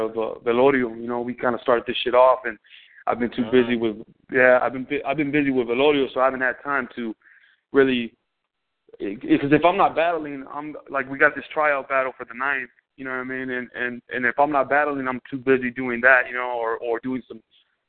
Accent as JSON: {"language": "English", "town": "Los Angeles", "region": "California", "country": "United States", "tie": "born or raised there"}